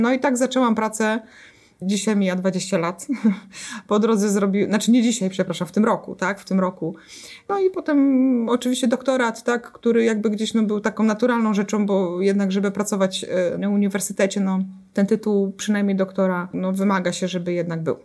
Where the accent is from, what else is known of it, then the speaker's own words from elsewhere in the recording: Jarocin, Greater Poland, Poland; w mojej miejscowości, w której e, się urodziłam, dorastałam, czyli w Jarocinie